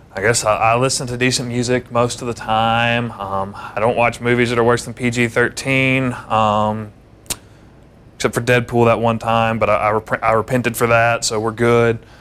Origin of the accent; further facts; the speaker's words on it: the South, United States; growing up in the South in the Bible Belt